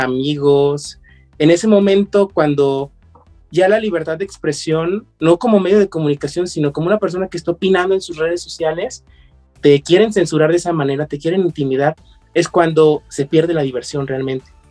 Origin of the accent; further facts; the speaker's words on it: León, Guanajuato, Mexico; yo como buen leonés me dedicaba al calzado